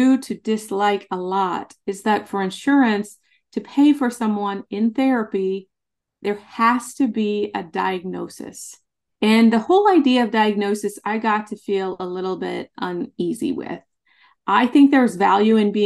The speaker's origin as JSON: {"language": "English", "region": "Nebraska", "country": "United States", "tie": "born or raised there", "said": "I grew up in Nebraska in a very small town, like 500 people."}